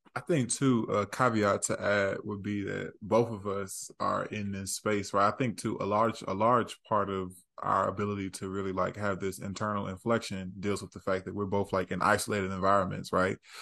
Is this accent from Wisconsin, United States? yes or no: no; Houston or Dallas, Texas, United States; we were growing up in Houston and stuff like that, and in Dallas respectively